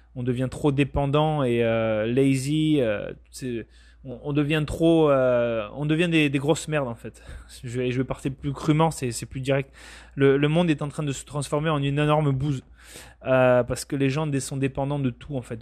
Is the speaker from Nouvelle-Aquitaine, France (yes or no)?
yes; Bayonne, Nouvelle-Aquitaine, France; moved away as an adult; also born or lived in Bordeaux; now in Canada; je viens du Pays Basque pour être très précis. Donc c'est une région du sud-ouest de la France à la frontière espagnole très exactement de Bayonne